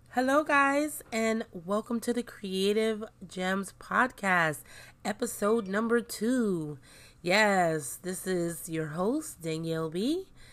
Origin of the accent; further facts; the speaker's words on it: New York City, New York, United States; I grew up in New York City